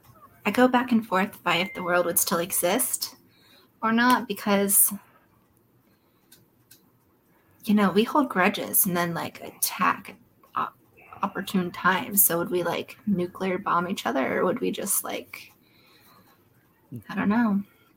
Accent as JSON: {"language": "English", "region": "Florida", "country": "United States"}